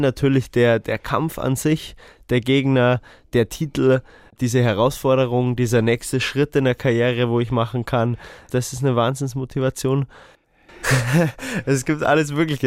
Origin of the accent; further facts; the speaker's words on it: Erding, Bavaria, Germany; wir sind äh, beide aus Erding ja? oder aus dem Umkreis